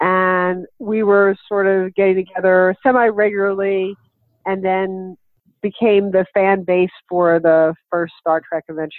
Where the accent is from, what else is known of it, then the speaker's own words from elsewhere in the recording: Philadelphia, Pennsylvania, United States; now in New York, United States; so I'm known by both names. I live in New York now, but I'm originally from Philadelphia